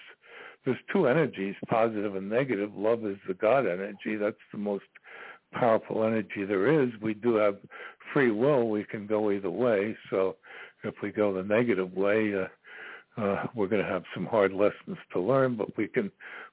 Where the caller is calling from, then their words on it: Virginia, United States; I'm calling from Virginia.